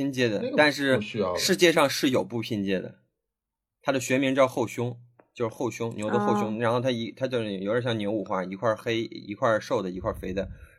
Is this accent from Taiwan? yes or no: no; China; 就是我们中国人民生活水平上来之后，然后在全世界真的就在抢抢各种各样的资源吃